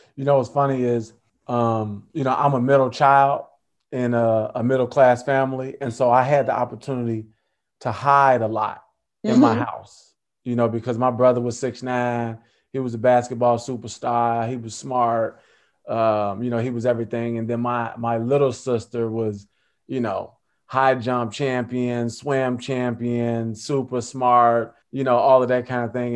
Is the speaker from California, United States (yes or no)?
no; Chicago, Illinois, United States; I'm from Chicago.